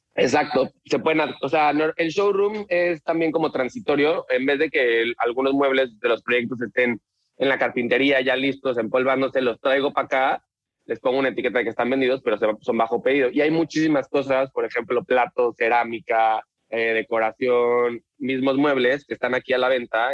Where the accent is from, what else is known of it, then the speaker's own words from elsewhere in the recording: Mexico City, Mexico; moved away as an adult; now in Tulum, Mexico; soy de la Ciudad de México